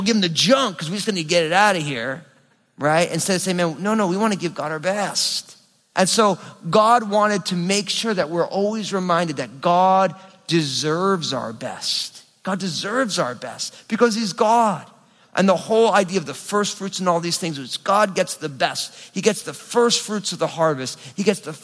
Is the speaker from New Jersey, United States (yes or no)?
yes; New Jersey, United States; I'm from New Jersey